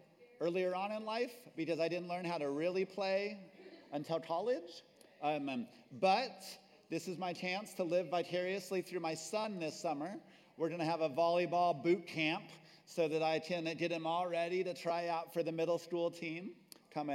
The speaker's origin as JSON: {"language": "English", "region": "New Mexico", "country": "United States", "tie": "born or raised there", "also_born_or_lived": "Texas", "moved": "as an adult", "said": "my home state of New Mexico."}